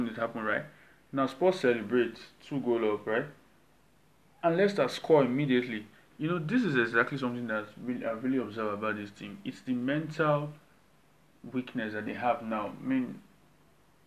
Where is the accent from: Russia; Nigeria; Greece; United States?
Nigeria; I'm Nigerian